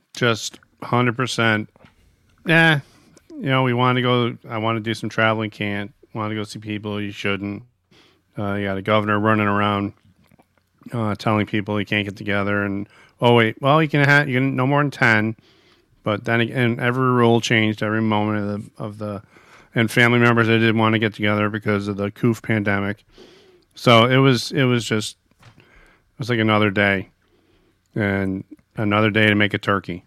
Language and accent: English; United States; As an American